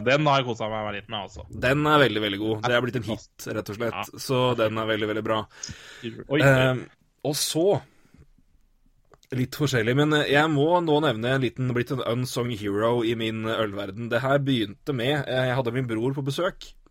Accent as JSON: {"language": "Norwegian", "town": "Elverum", "region": "Innlandet", "country": "Norway", "moved": "yes", "said": "Så hjemme i Elverum"}